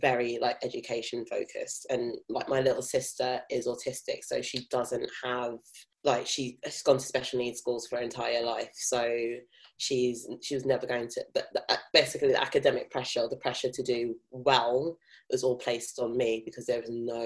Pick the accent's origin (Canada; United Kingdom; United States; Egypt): United Kingdom; London; accent: South London; I'm from South London. Born and bred. I don't have a strong South London accent, but I am from Catford.